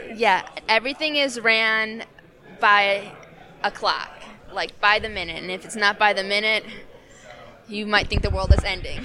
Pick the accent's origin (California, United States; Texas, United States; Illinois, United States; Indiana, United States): Illinois, United States; Chicago; accent: Chicago; We're both from Chicago